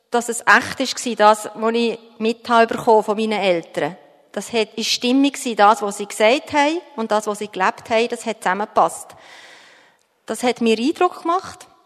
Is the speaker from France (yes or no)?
no; Bern, Switzerland; bin in Bern in der Stadt aufgewachsen, ganz am Stadtrand.